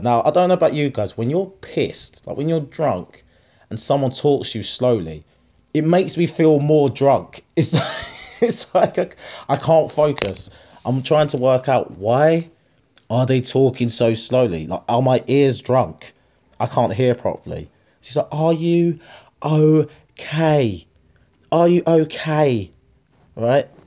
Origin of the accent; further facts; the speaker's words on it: Harlow, East of England, United Kingdom; Harlow, that's my hometown